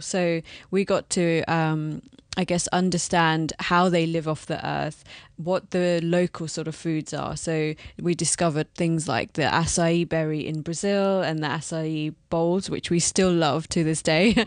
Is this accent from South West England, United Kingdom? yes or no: no; London, United Kingdom; Born and brought up here